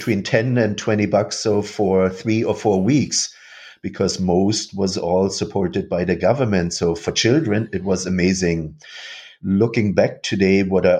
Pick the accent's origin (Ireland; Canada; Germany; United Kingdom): Germany; Rostock, Mecklenburg-Vorpommern; moved away; also born or lived in Dresden; moved from Dresden to Rostock, so directly at the Baltic Sea. And this is where I grew up